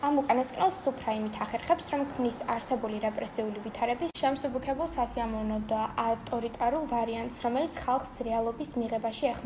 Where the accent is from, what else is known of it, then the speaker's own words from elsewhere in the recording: Batumi, Adjara, Georgia; ჩვენი მშობლიური ქალაქი ბათუმი.